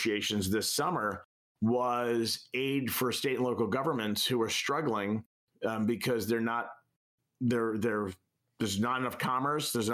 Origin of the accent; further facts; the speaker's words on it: New York, United States; I'm a kid from New York